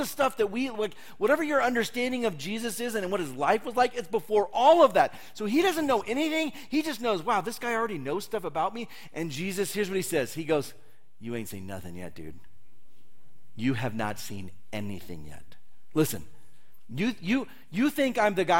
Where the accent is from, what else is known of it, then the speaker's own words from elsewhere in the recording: California, United States; moved away as an adult; I'm from California